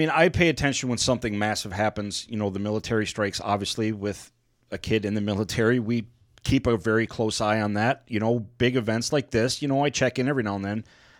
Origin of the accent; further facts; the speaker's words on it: Oakland County, Michigan, United States; moved away; for us growing up in Oakland County.